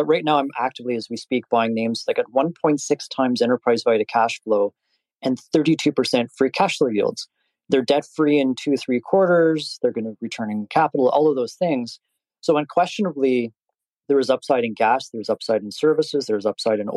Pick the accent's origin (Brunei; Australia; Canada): Canada; I'm Canadian